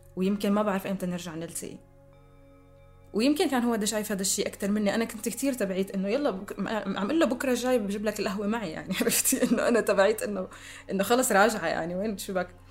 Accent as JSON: {"language": "Arabic", "town": "Damascus", "region": "Damascus Governorate", "country": "Syria", "tie": "born or raised there", "said": "سوريا هي البلد اللي عشت فيه واللي ربيت فيه واللي درست"}